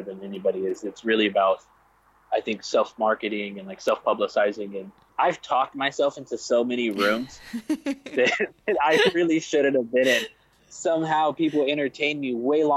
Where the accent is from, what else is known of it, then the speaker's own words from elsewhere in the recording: Corpus Christi, Texas, United States; I grew up in Corpus Christi, Texas, which is way down south